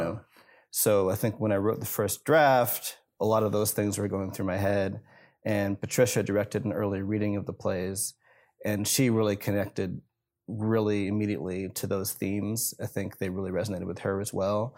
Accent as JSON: {"language": "English", "town": "Rockford", "region": "Illinois", "country": "United States", "tie": "born or raised there", "said": "It's a bridge that's overlooking the Rock River in Rockford, Illinois, and that's my hometown"}